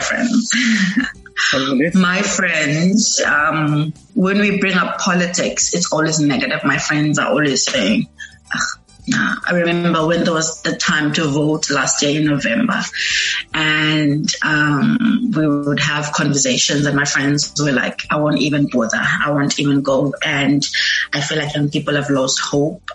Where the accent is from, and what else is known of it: Eastern Cape, South Africa; moved away as an adult; now in Cape Town, South Africa